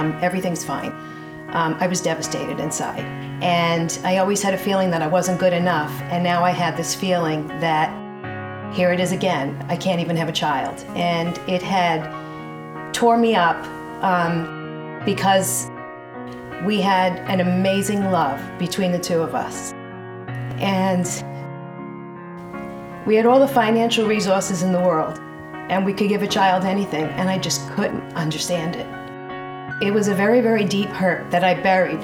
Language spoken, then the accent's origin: English; New York City, New York, United States; moved away; also born or lived in Dallas; I grew up in the Bronx in a big Italian Catholic family